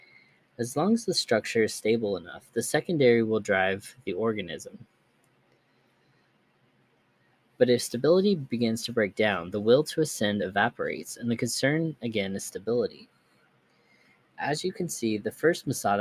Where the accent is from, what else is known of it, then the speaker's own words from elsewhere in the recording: Wisconsin, United States; I grew up in Wisconsin for most of my childhood